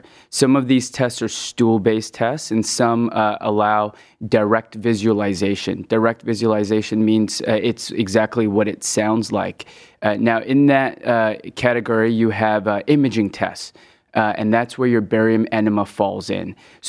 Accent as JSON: {"language": "English", "region": "West Coast", "country": "United States", "tie": "born or raised there", "also_born_or_lived": "Hong Kong", "said": "So I was born in Hong Kong, and I moved to the West Coast when I was 10, then started my medical training in the Midwest at The Ohio State"}